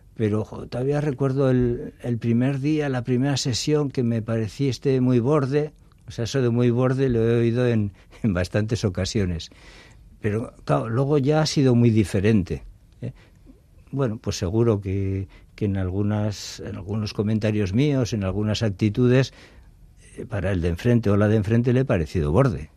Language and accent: Spanish; Getxo, Basque Country, Spain; moved away as an adult; soy nacido en Las Arenas y, viví toda la infancia y juventud allí, en, Las Arenas.